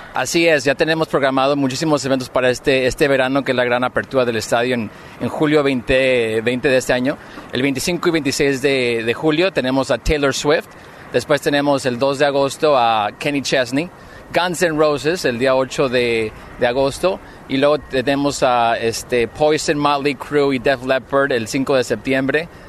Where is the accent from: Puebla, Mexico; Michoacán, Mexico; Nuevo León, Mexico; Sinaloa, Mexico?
Michoacán, Mexico; moved away; also born or lived in Los Angeles; soy mexicano de Michoacán